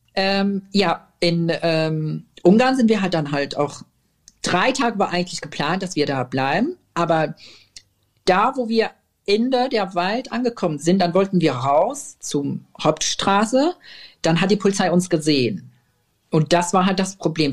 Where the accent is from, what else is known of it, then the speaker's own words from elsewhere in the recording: Syria; German is a second language; now in Germany; wir sind aus Syrien, wir sind gerade angekommen